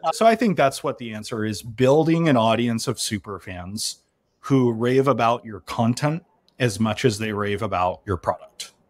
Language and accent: English; Salt Lake City, Utah, United States; I grew up in Salt Lake City